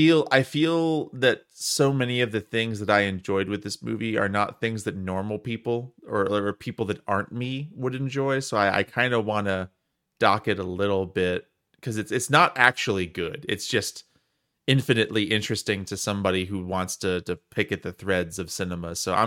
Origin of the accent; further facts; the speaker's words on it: Wisconsin, United States; I'm just extra sensitive to Italian culture because I grew up with it in South Wisconsin